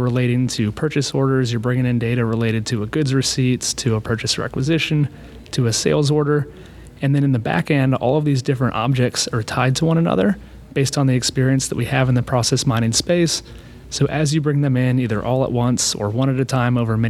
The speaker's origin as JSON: {"language": "English", "town": "Austin", "region": "Texas", "country": "United States", "tie": "born or raised there", "also_born_or_lived": "North Carolina", "moved": "as an adult", "said": "I was born and raised in Austin, so it has a special place."}